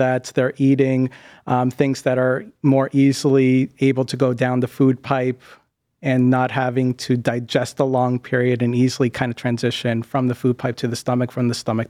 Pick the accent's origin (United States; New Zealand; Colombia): United States; New England; now in Ohio, United States; For me, growing up in the Northeast, a lot of people say that New Englanders are really rough.